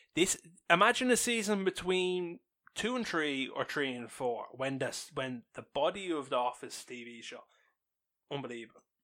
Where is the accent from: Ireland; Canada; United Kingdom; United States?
Ireland; We are big Irish